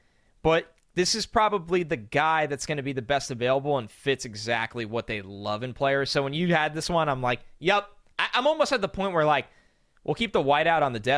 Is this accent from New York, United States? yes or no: yes; New York, United States; growing up in New York.